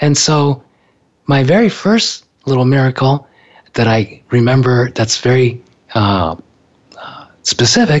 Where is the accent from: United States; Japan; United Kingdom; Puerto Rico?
Japan; I was born in Japan